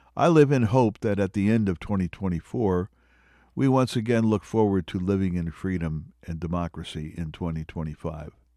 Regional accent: Pennsylvania, United States; my home state

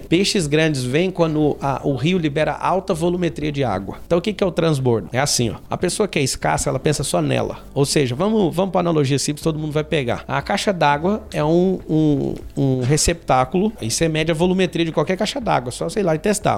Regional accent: Goiás, Brazil; now in São Paulo, Brazil; moro hoje em São Paulo, Alphaville, sou de Goiás

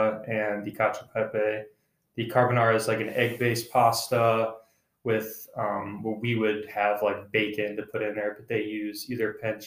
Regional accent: United States; as an American

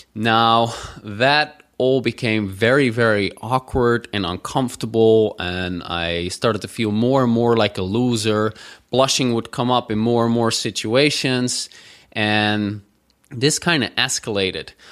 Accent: Netherlands; growing up in the Netherlands

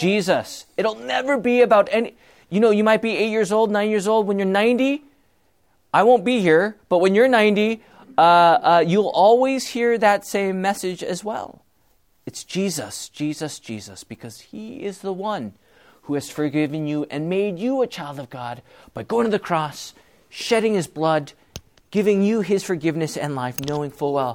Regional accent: Bellflower, California, United States; I was born in Bellflower

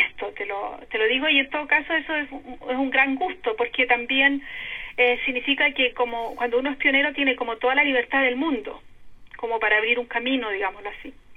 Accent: Concepción, Biobío, Chile; moved away as an adult; also born or lived in Santiago; now in Germany; nací, fui criada en Concepción, después estudié un tiempo en Santiago y pasé a vivir a Alemania el 86

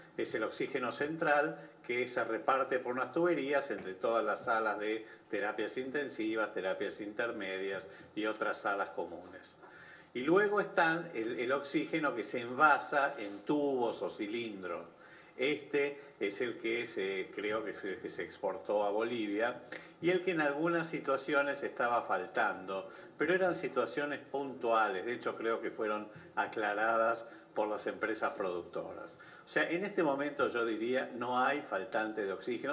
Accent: Argentina

